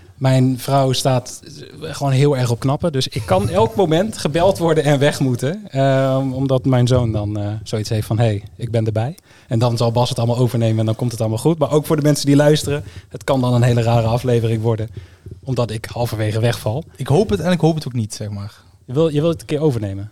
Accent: Groningen, Netherlands; also born or lived in Eindhoven region (North Brabant); now in North Brabant, Netherlands; Ik ben niet per se iemand uit de regio. Tegenwoordig wel, maar ik kom oorspronkelijk uit Groningen.

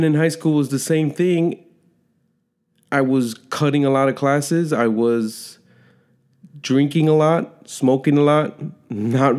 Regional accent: Chicago, Illinois, United States; I was born and raised in Chicago, Illinois, an inner city kid

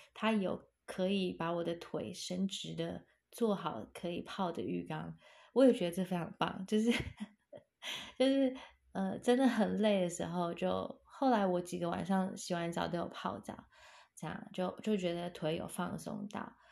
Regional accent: Taiwan; 我们台湾人

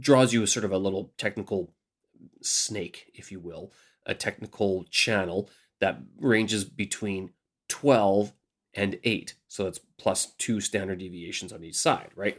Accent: Canada; moved away as an adult; now in Beijing, China; I'm your Canadian expat here in Beijing, China

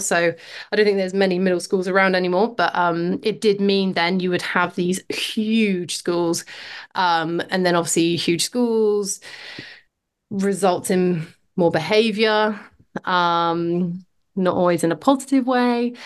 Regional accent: Oxford, South East England, United Kingdom; moved away as an adult; now in Pembrokeshire, United Kingdom; I was born in Oxford, grew up in, yeah, grew up in a city, um, pretty far from the coast

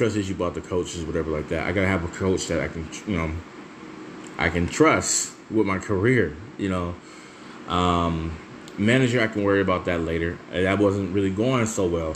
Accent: Michigan, United States; I'm from the Michigan area

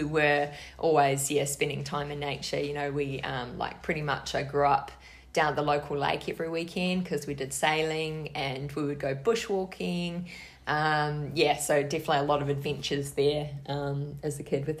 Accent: Hokitika, West Coast, New Zealand; moved away as an adult; now in Australia; I grew up in Hokitika, which is a tiny town on the west coast of the South Island

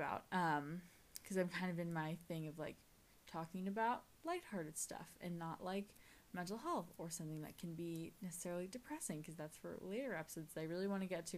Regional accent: California, United States; I am from California

